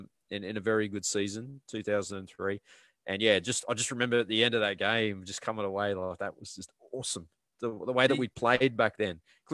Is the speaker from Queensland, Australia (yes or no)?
yes; Brisbane, Queensland, Australia; Being from Brisbane